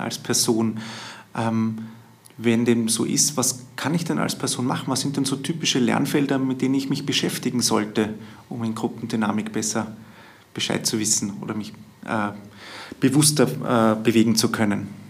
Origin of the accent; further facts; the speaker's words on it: Vienna, Austria; bei uns in Wien